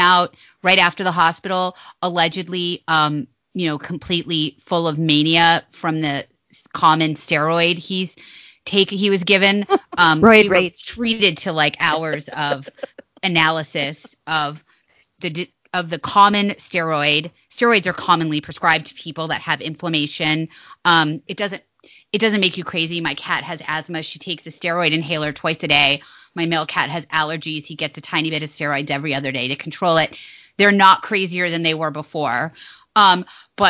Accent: Nevada, United States; now in Virginia, United States; I'm from Nevada.

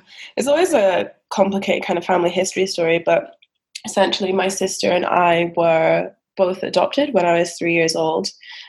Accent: Scotland, United Kingdom; Yeah, for sure. I think just because, you know, that's where I grew up. And in terms of African culture, I've been more brought up with the Scottish culture than with the African culture.

